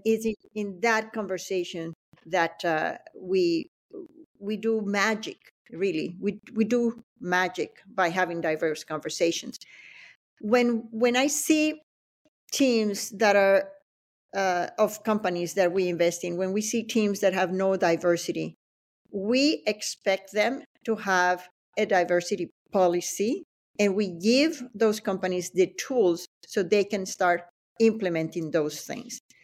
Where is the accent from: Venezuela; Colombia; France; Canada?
Venezuela; El Limón; moved away as an adult; also born or lived in Acarigua, Venezuela / Boston, United States; now in United States; I grew up in, uh, in Venezuela